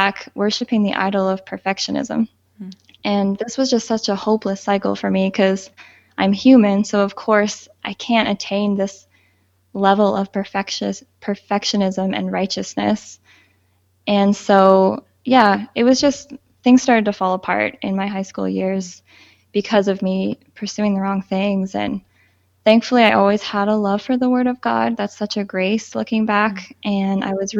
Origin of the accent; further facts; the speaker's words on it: Southern Ontario, Canada; I was born and raised in Southern Ontario